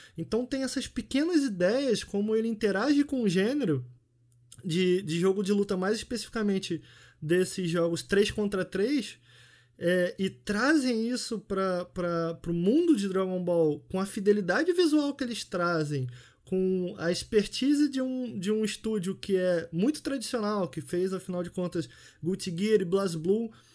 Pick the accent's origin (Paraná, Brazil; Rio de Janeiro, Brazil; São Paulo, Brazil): Rio de Janeiro, Brazil; eu nasci fui criado em Campo Grande, que é a zona oeste do Rio de Janeiro